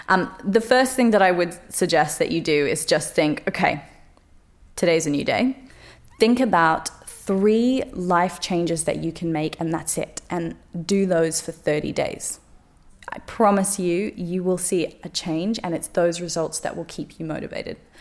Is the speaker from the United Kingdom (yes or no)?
no; Australia; moved away; my life growing up in Australia